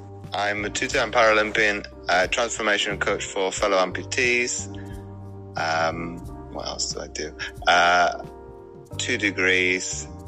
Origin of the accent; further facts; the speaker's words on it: Belgium; moved away as an adult; now in Wales, United Kingdom; No, because my family were both in the military, mum and dad. Yeah. I grew up in Belgium for 19 years.